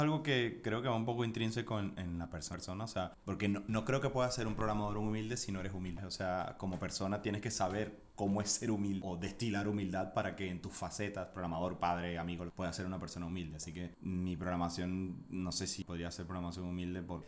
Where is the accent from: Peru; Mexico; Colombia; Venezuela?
Venezuela; moved away as an adult; also born or lived in Buenos Aires, Argentina / Chile; now in Spain; Soy venezolano